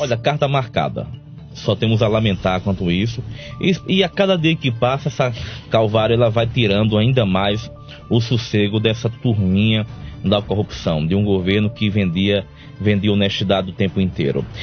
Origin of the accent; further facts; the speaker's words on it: Cajazeiras, Paraíba, Brazil; eu sou de Cajazeiras